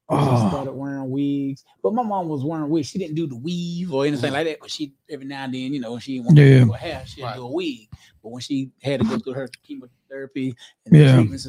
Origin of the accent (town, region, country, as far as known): Clayton, United States; born or raised there